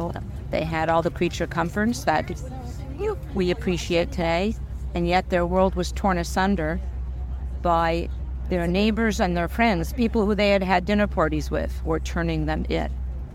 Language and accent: English; Montreal, Quebec, Canada; I'm born and raised in Montreal. I still live there.